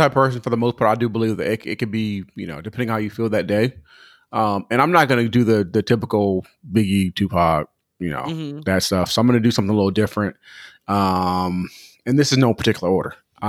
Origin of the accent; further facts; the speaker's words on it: California, United States; and I'm from California